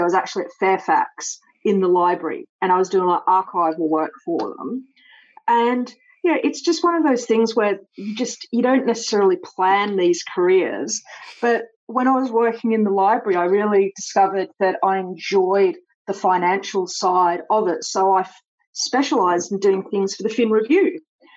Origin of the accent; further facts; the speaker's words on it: Sydney, New South Wales, Australia; moved away as an adult; also born or lived in Coogee / Matraville / Clovelly; I was born in the east. I was born in Clow Valley and I grew up in Bronte